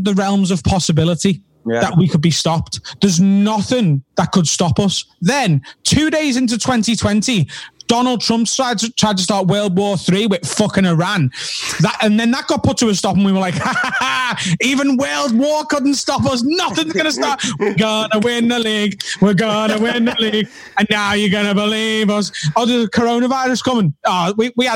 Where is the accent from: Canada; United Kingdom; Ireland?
United Kingdom; Liverpool, North West England; I'm very proud as a Scouser and to be from Liverpool.